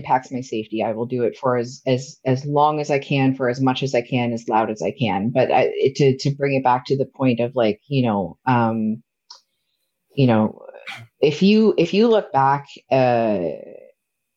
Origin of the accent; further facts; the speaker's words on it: Nova Scotia, Canada; I grew up in Nova Scotia